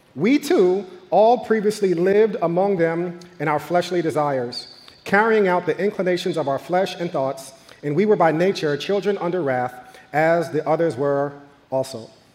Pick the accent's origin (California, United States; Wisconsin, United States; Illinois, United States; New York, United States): New York, United States; growing up in New York in the 90s